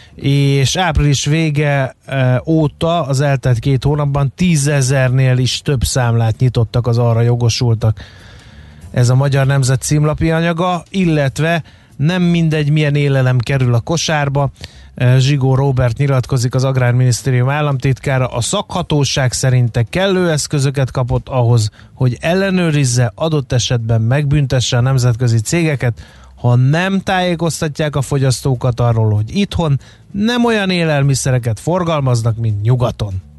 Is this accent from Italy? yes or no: no; Fejér, Hungary; én Fehér megyei vagyok